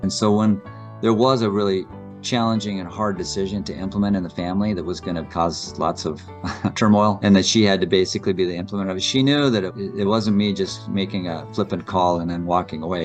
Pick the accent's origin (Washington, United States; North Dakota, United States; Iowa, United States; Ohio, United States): North Dakota, United States; I was born and raised in North Dakota